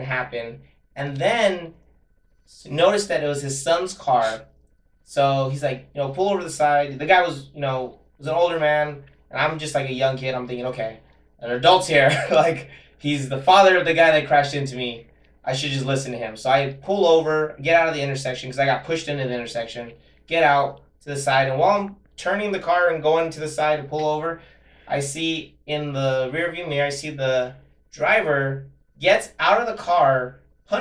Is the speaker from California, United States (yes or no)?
yes; Monterey Park, California, United States; growing up in Monterey Park